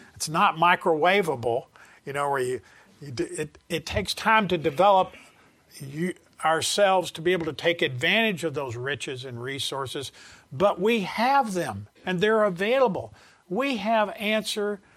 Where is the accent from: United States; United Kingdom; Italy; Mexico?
United States; the South; I'm from the South